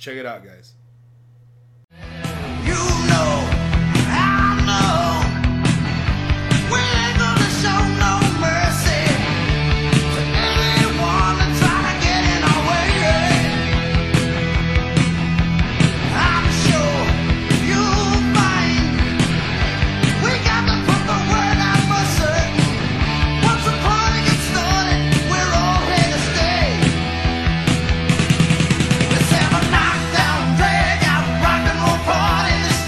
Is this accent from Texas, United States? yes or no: yes; El Paso, Texas, United States; we're from El Paso. We have accents